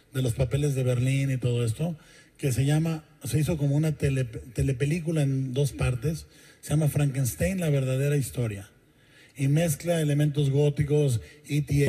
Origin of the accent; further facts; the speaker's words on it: Mexico; como mexicano